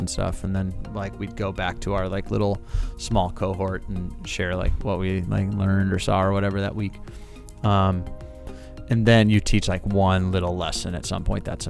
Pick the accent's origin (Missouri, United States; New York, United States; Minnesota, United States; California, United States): Missouri, United States; St. Louis; also born or lived in Florida; I'm from St. Louis. I went to Brentwood High School